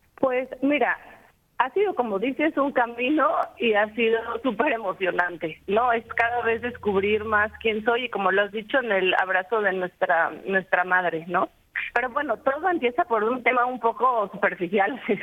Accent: Oaxaca, Mexico; also born or lived in Italy / Spain; yo soy de Oaxaca, el pueblo de los nunca conquistados

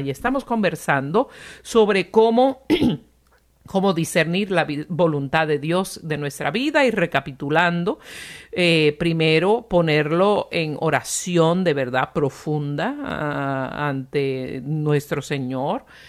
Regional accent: Puerto Rico; yo soy de Puerto Rico

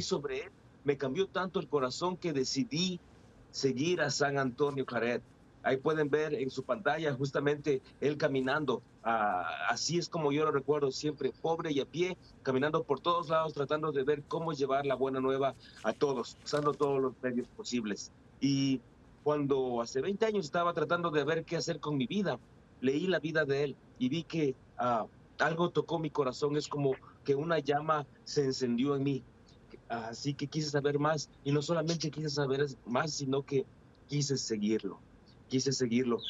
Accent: Ecuador; now in Fresno, United States; Aunque yo soy ecuatoriano, me siento como mexicano de corazón

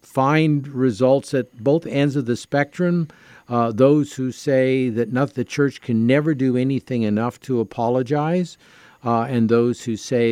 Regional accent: Canada; as a Canadian and as a Catholic

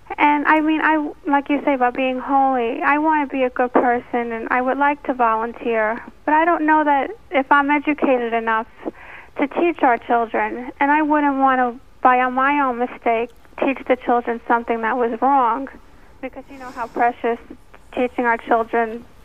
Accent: New Jersey, United States; I'm from New Jersey.

